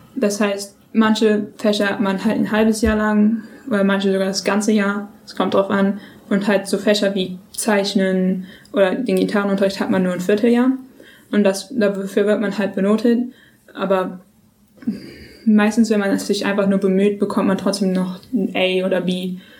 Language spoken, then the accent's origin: German; Germany; accent: German; also born or lived in New York, United States; Wir sind alle Deutsche